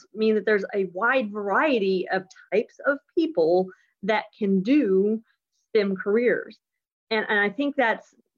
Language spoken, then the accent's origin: English; West Lafayette, Indiana, United States; now in Houston, United States; our family's from Indiana. I was born in Indiana. I was born actually at Purdue